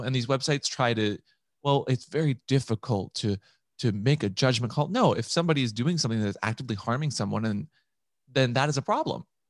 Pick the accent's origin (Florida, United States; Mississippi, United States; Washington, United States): Washington, United States; Seattle; I was raised in Seattle